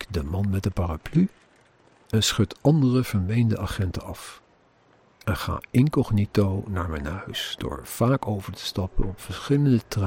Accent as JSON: {"language": "Dutch", "country": "Netherlands", "said": "als Nederlander"}